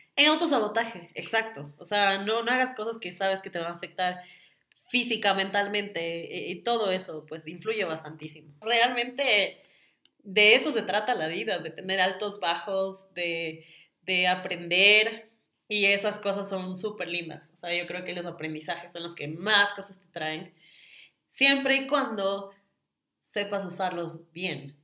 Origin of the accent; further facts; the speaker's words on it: Quito, Pichincha, Ecuador; yo nací en Quito.